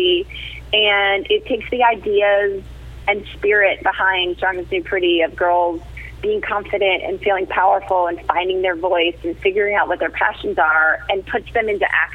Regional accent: New Jersey, United States; I grew up in New Jersey and was youngest of 4

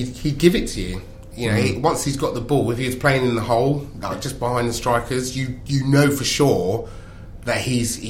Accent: London, United Kingdom; I was brought up in South London

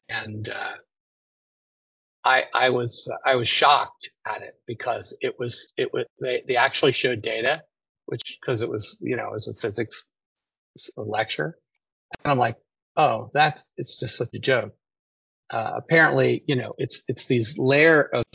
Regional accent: United States; I'm an American

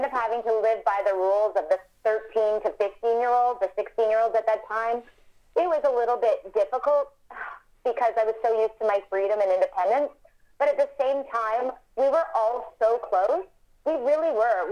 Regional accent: Vancouver, British Columbia, Canada; Vancouver, that's my hometown, Vancouver, Canada, and British Columbia, where I grew up

